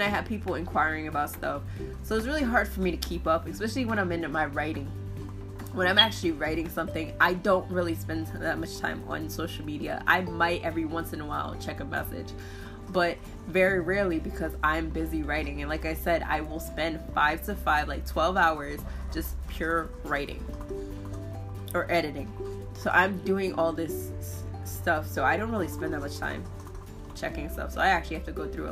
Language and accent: English; New Jersey, United States; I'm from Jersey